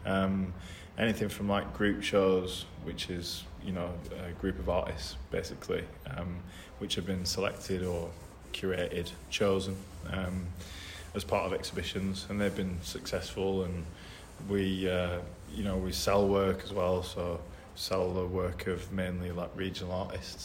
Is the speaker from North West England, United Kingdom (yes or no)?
yes; Burnley, North West England, United Kingdom; moved away as an adult; also born or lived in Hull / London; now in Sheffield, United Kingdom; originally from Hull, but then my family moved to Burnley when I was younger, so like East Lancashire